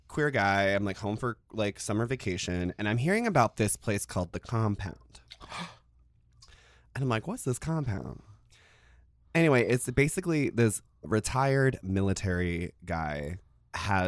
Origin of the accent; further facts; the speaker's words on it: Chesapeake, Virginia, United States; I grew up in Chesapeake, Virginia.